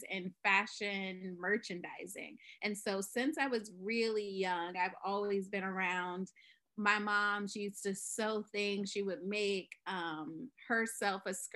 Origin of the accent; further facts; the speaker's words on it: Virginia, United States; moved away as an adult; now in San Diego, United States; I'm originally from Virginia